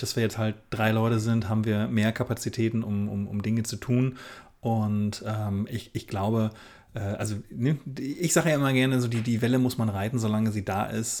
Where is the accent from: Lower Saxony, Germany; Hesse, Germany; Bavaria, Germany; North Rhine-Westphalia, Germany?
Lower Saxony, Germany; Oldenburg; Hochzeitsfotograf aus dem beschaulichen Oldenburg in Niedersachsen